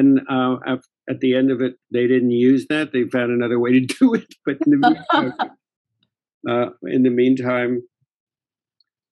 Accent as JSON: {"language": "English", "country": "Canada", "tie": "born or raised there", "also_born_or_lived": "London / Los Angeles", "moved": "as an adult", "said": "I grew up in Canada"}